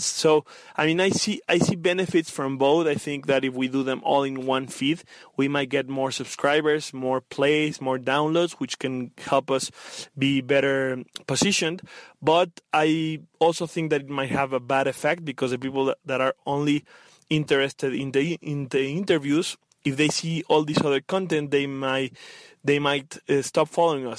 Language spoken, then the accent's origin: English; Mexico; I am from Mexico